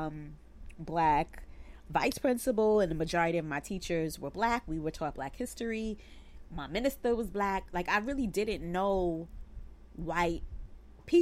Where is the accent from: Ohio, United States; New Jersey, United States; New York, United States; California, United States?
New York, United States; New York City; I grew up in Bed-Stuy, Brooklyn.